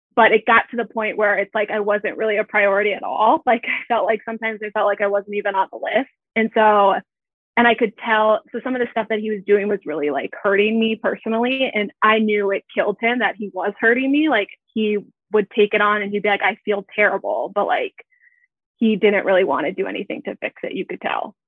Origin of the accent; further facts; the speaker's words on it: Minneapolis–Saint Paul, Minnesota, United States; I am from the Twin Cities in Minnesota. And I grew up here. So I've been here my whole life.